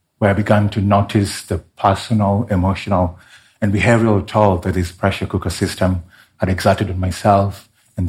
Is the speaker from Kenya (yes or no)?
yes; Kenya; my home country of Kenya